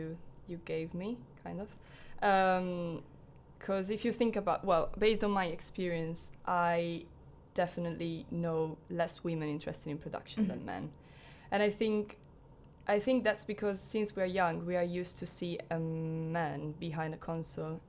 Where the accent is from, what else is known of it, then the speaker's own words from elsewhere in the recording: Italy; moved away as an adult; now in Falmouth, United Kingdom; I'm from Italy, studying creative music technology at Falmouth University